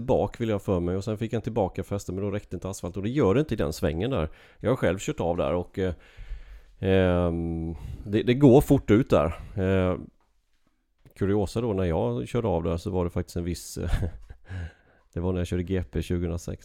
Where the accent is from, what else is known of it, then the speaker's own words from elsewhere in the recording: Sweden; moved away; hemma i Sverige